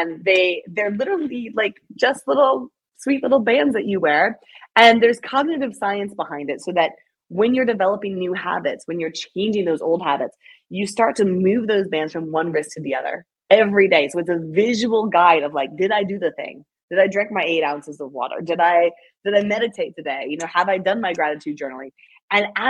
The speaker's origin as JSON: {"language": "English", "town": "Greenville", "region": "South Carolina", "country": "United States", "tie": "born or raised there", "said": "to do this event in my hometown, which is really special"}